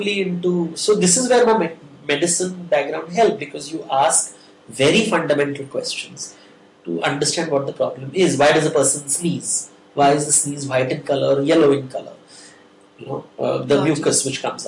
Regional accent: India; I'm from India

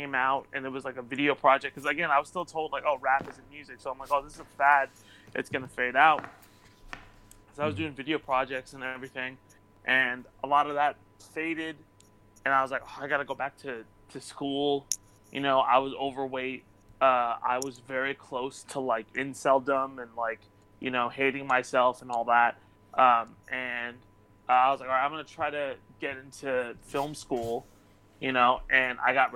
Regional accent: Irvine, California, United States; I grew up in Irvine, in Orange County

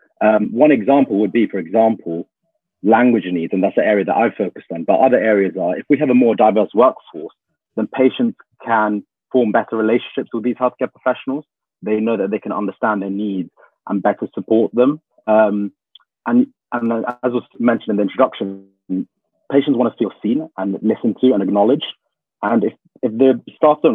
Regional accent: United Kingdom; I'm a British Tamil individual

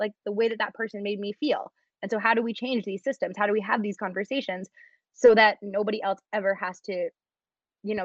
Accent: Vancouver, British Columbia, Canada; moved away as an adult; I was born and raised in Vancouver

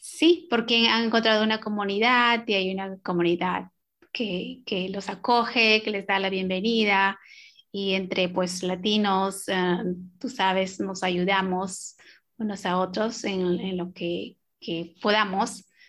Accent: Peru; moved away as an adult; also born or lived in New York, United States; now in Bloomington, United States; yo soy peruana, yo soy, y nací en los Andes peruanos

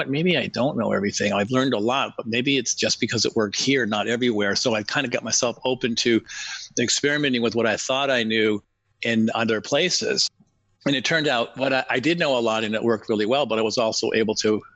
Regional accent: New England, just outside of Boston, Massachusetts, United States; I grew up in New England, just outside of Boston, in a large family

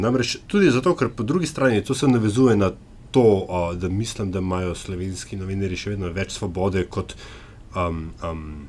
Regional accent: Slovenia; Slovenci smo

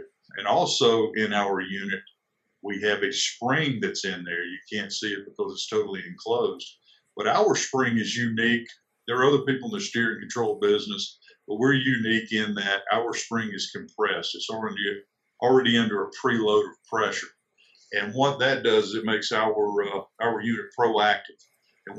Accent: South Carolina, United States; I'm originally from South Carolina.

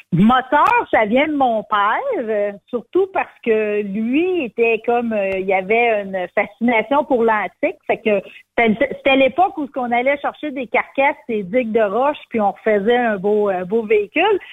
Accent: Quebec, Canada; Je suis une bonne Québécoise, descendante de coureur des bois

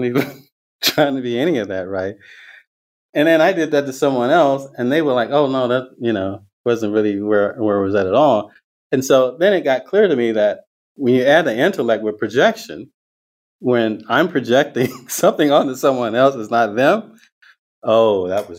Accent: the Deep South, rural Georgia, United States; now in Northern California, United States; I grew up in the Deep South with people now would call a conservative Christian holy roller background

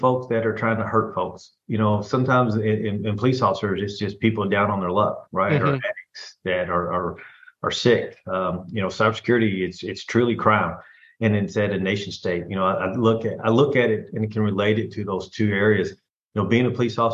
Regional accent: Louisville, Kentucky, United States; moved away; I'm originally from Louisville, Kentucky

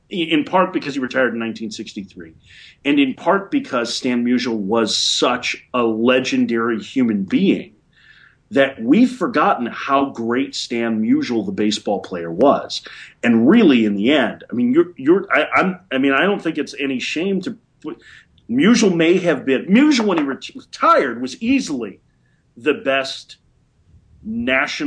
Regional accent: Chicago, Illinois, United States; I grew up in the Midwest. I grew up in Chicago

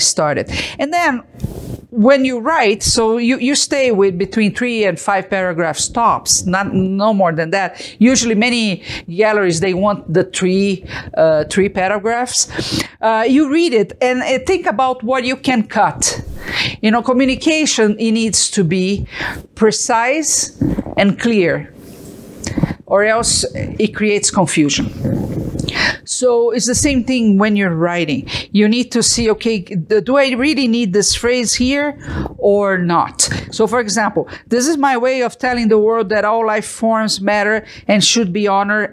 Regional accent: Brazil; moved away as an adult; now in Utah, United States; I came from Brazil

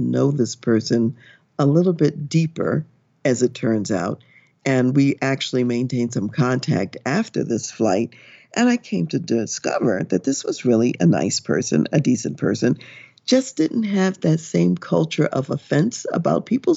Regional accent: United States

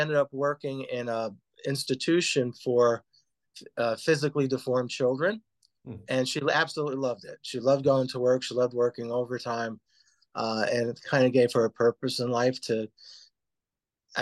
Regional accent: Paterson, New Jersey, United States; now in Woodland Park, United States; I was born in Paterson, New Jersey

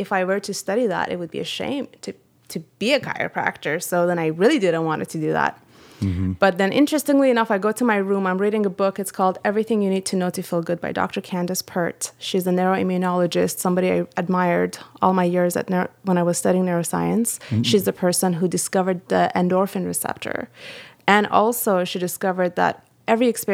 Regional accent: Iran; moved away; I am from Iran

